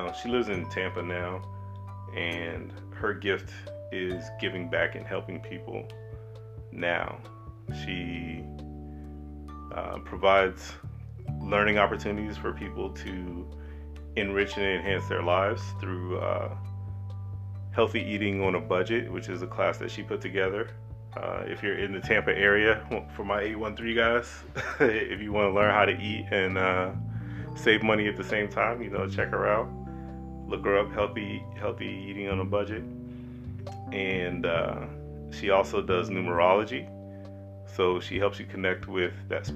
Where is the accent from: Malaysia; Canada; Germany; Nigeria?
Germany; I grew up in Germany